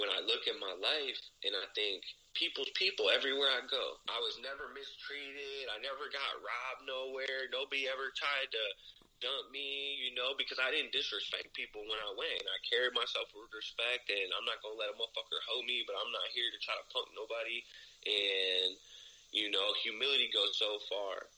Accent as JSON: {"language": "English", "region": "Ohio", "country": "United States"}